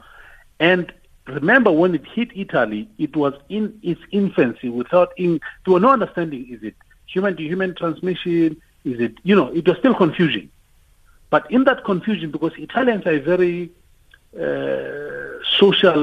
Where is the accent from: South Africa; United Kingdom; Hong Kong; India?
South Africa; Tembisa, Gauteng; I'm from Tembisa